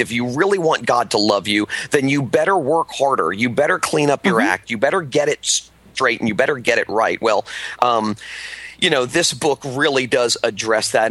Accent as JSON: {"language": "English", "town": "Miami", "region": "Florida", "country": "United States", "tie": "born or raised there", "said": "growing up in South Florida, in the Miami area"}